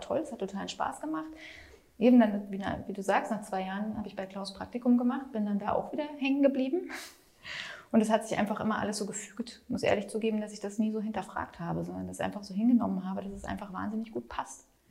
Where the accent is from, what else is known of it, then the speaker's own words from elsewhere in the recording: Munich, Bavaria, Germany; now in Berlin, Germany; Ich komme ja eigentlich aus München